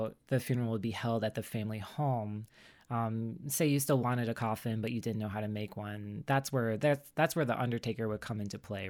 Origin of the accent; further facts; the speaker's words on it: the South, United States; I talked about how I grew up like in the South on the East Coast, so around like the Civil War battlegrounds and stuff like that.